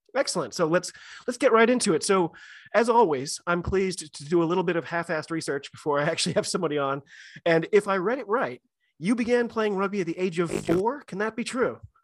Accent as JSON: {"language": "English", "country": "United States", "said": "I'm an American rugby fan"}